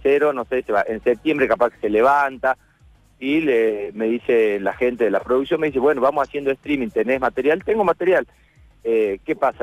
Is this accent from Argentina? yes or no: yes; Tucumán, Argentina; nosotros los, los tucumanos le ponemos en vez de la, le ponemos